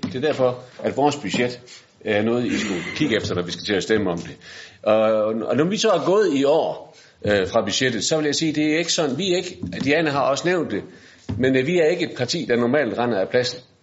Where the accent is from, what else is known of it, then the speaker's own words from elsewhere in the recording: Bramming, Southern Denmark, Denmark; Jeg kommer fra Bramming